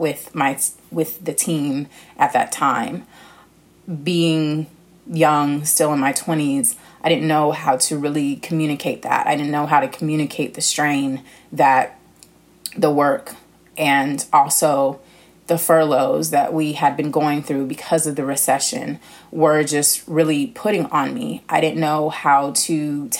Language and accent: English; Los Angeles, California, United States; moved away; also born or lived in New York City, United States; I was born in California, born in LA, but bred in New York City because I became a woman in New York City